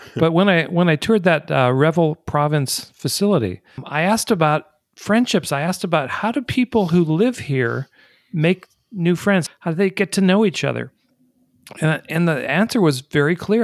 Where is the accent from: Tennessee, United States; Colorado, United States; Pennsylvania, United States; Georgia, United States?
Colorado, United States; Colorado Springs; they've got one in my hometown